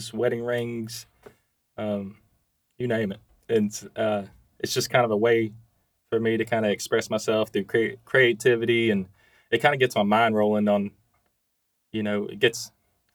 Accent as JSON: {"language": "English", "region": "Georgia", "country": "United States", "tie": "born or raised there", "also_born_or_lived": "Carrollton, Georgia", "said": "I'm just a Georgia fan. Hometown guy"}